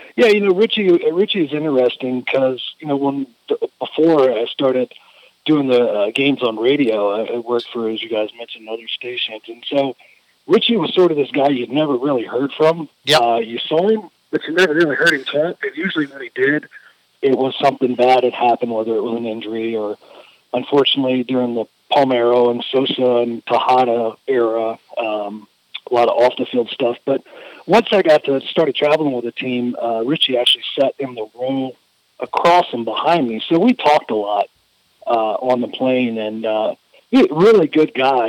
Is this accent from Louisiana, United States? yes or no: yes; Louisiana, United States; growing up in Louisiana